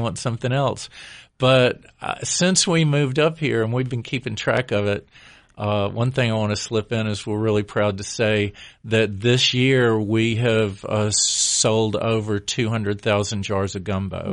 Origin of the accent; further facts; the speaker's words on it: Alabama, United States; also born or lived in Beaufort, South Carolina; now in Asheville area, United States; we're both originally from Alabama.